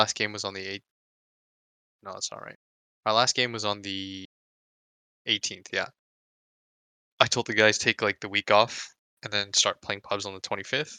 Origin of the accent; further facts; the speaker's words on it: California, United States; I was born in California, and it's like one of the most liberal states